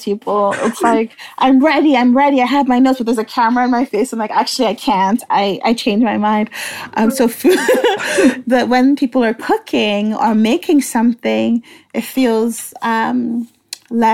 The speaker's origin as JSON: {"language": "English", "country": "Nigeria", "tie": "born or raised there", "also_born_or_lived": "Halifax", "moved": "yes", "said": "I was born and raised in Nigeria, that's where I'm from"}